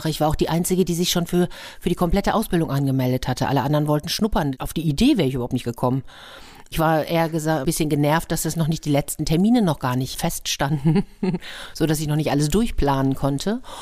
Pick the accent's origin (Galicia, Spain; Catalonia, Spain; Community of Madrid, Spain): Community of Madrid, Spain; Madrid; moved away; Da habe ich gedacht, ich komme aber doch aus Madrid. Ich habe doch schon eine große Stadt hinter mir.